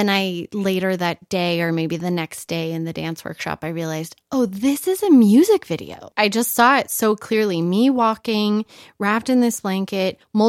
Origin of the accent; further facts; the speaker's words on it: Reno, Nevada, United States; also born or lived in Los Angeles; now in New Mexico, United States; I'm from Reno, Nevada